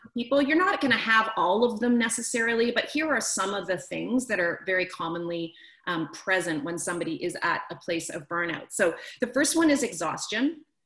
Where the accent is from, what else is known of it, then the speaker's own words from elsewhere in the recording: Canada; I'm from Canada, I moved back to the other side of the country where I'm from